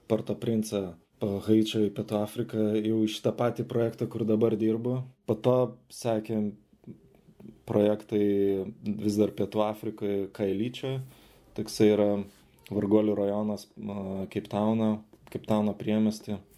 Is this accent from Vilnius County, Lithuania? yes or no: yes; Vilnius, Vilnius County, Lithuania; moved away as an adult; now in South Africa; užaugau Žirmūnuose, medikų šeimoje